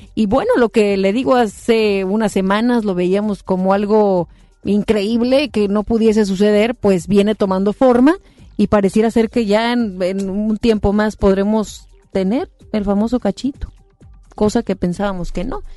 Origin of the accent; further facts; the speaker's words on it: Mexico; como mexicanos, mexicanas